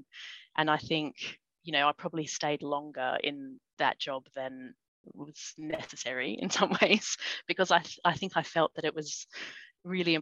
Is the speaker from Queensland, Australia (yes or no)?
no; Sydney, New South Wales, Australia; moved away as an adult; also born or lived in Sutherland Shire, Australia / Taree, Australia; now in London, United Kingdom; we moved back to Sydney with mum. We lived with my aunt and uncle, actually, in the eastern suburbs of Sydney. And I, spent my childhood there and went to university there.